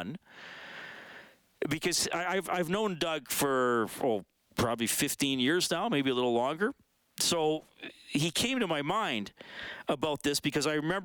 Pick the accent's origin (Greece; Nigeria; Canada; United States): Canada; I'm Canadian, I've grown up watching hockey